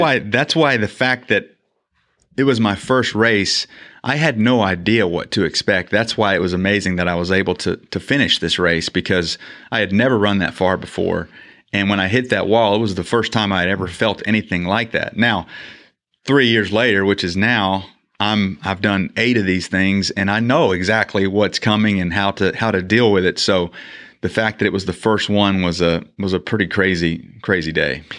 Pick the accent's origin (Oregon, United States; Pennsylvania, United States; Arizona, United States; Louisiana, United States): Louisiana, United States; Shreveport; moved away as an adult; now in Mansfield, United States; Grew up in Shreveport, Louisiana